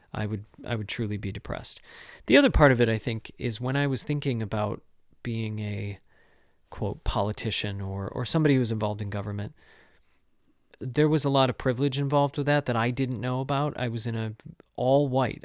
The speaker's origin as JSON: {"language": "English", "town": "Owosso", "region": "Michigan", "country": "United States", "tie": "born or raised there", "moved": "yes", "lives_now": "Connecticut, United States", "said": "I grew up in Owasso, but, um, Montrose, Chesning"}